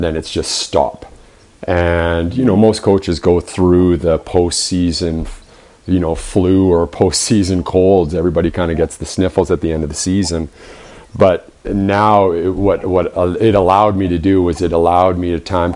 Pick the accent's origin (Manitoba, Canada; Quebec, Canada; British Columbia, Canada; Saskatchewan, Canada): British Columbia, Canada; Vernon; also born or lived in Kamloops, British Columbia; I grew up in Vernon.